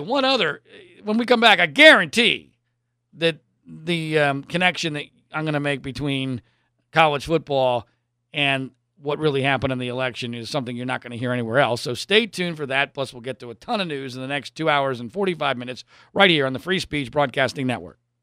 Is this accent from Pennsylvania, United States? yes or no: yes; Pennsylvania, United States; now in Southern California, United States; I grew up in Pennsylvania.